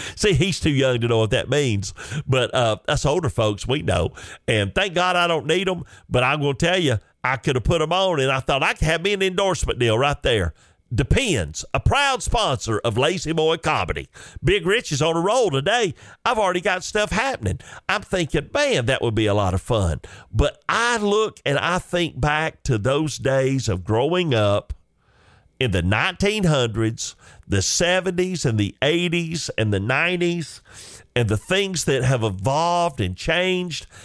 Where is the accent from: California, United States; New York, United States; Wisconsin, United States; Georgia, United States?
Georgia, United States; Chickamauga; a young boy growing up in Chickamauga, Georgia